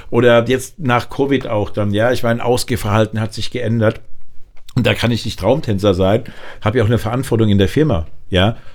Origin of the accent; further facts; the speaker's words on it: Frankfurt, Hesse, Germany; aber ich als Frankfurter